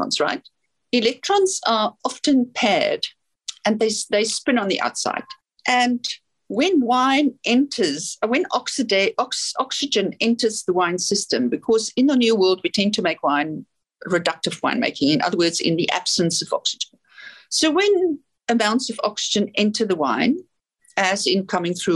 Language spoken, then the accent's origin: English; South Africa; now in New Zealand; I'm from South Africa